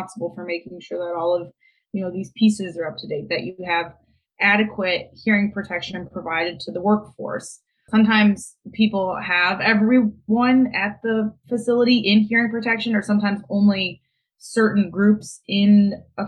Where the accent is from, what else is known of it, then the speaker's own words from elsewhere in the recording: Toledo, Ohio, United States; moved away as an adult; now in Columbus, United States; I am born and raised in Toledo.